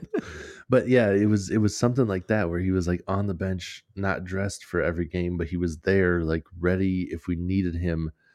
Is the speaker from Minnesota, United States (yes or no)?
yes; Minnesota, United States; we're from Minnesota